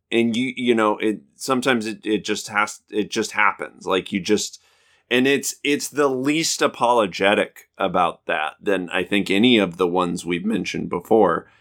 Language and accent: English; Southeast Idaho, United States; we're both from Idaho